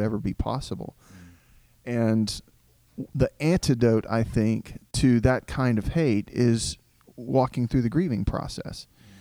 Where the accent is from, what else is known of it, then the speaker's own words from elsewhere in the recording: Southeast Texas, United States; also born or lived in Diana, Texas; I grew up in a rural Southern Baptist church in Southeast Texas